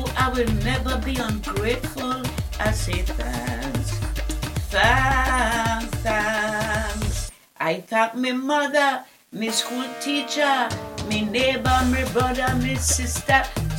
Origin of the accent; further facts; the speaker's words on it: Bethel, Tobago, Trinidad & Tobago; I was born in Tobago, Bethel.